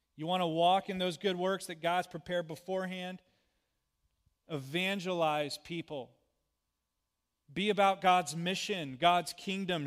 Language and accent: English; United States; being an American citizen